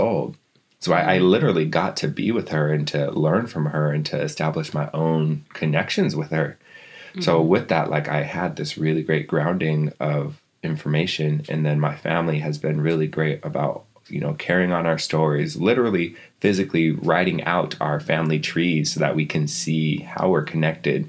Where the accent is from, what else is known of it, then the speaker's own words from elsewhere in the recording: Seattle, Washington, United States; also born or lived in Lapwai, Idaho; I was born over in Seattle, and then my mom would send me over to Lapway for my summers